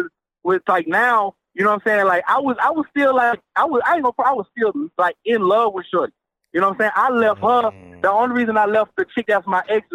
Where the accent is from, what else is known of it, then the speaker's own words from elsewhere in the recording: San Antonio, Texas, United States; I'm from San Antonio